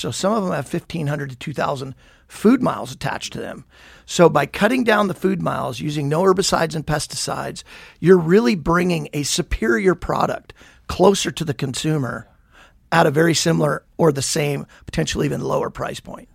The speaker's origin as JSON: {"language": "English", "town": "Billings", "region": "Montana", "country": "United States", "tie": "born or raised there", "also_born_or_lived": "Havre, Montana / New Mexico / San Diego", "moved": "as an adult", "said": "We moved to Billings when I was about one. So Billings is all I really knew. Born and raised, went to uh, Billings West High School"}